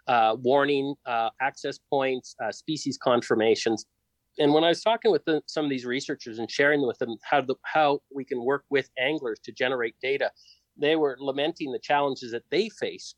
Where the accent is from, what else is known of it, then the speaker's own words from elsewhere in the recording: Sudbury, Ontario, Canada; now in Prince George, Canada; I grew up in Sudbury